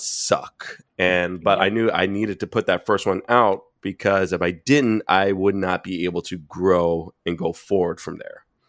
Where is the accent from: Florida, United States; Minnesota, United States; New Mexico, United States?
Florida, United States; Boynton Beach; moved away; also born or lived in Fort Lauderdale; I'm originally from South Florida. When I'm originally mm-hmm. from a town called Boynton Beach